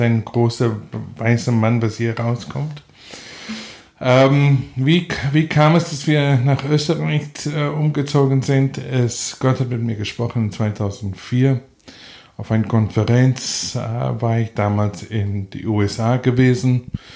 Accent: South Africa; German is a second language; also born or lived in Namibia; now in Salzburg, Austria; wir sind, wenn ich fünf Jahre alt war, nach Südafrika umgezogen. So, ich bin eigentlich Südafrikaner

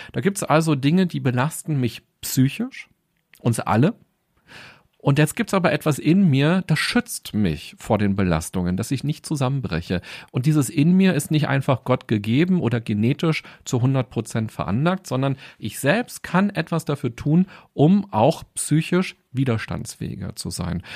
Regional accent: Berlin, Germany; Ich bin in Berlin aufgewachsen und war, glaube ich, noch nie länger als zwei Wochen nicht in Berlin

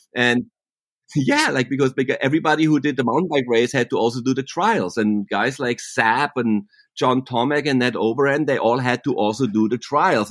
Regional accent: Germany near Freiburg, Baden-Württemberg, Germany; accent: German; English is a second language; also born or lived in Laguna, California, United States; now in Laguna Beach, United States; I'm actually born and raised in Germany near Freiburg, and my mom was German, and I have a German tongue, what they say, like a German accent

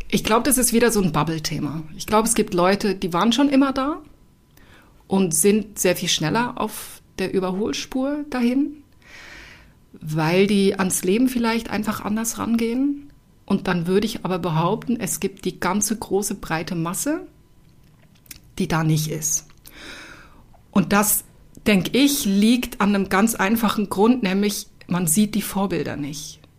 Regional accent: Switzerland; Also ich komme ja aus der Schweiz und ich habe mit dem Job in der Schweiz angefangen.

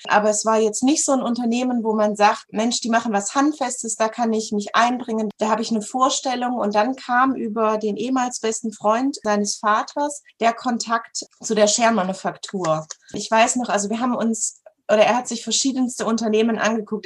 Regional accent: Southern Germany, Germany; ich komme aus Süddeutschland.

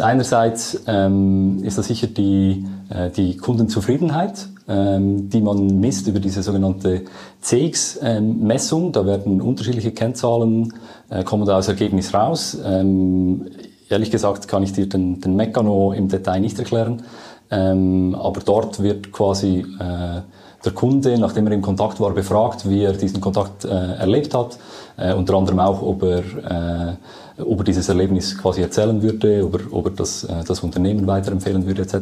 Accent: Lucerne, Switzerland; man merkt schon, ich komme aus Luzern

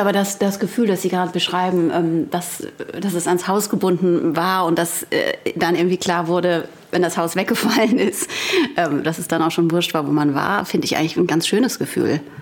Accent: Frankfurt am Main, Hesse, Germany; accent: Hessian; moved away as an adult; now in Hamburg, Germany; ich komme ursprünglich aus Frankfurt am Main

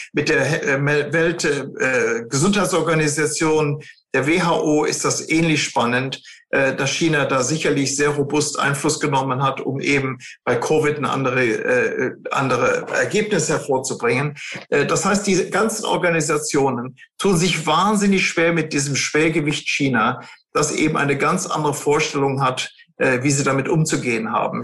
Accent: Germany; wir sind ja Deutsche

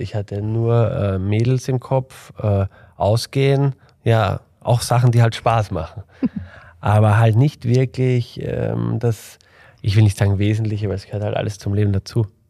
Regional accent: Vienna, Austria; ich komme aus Wien

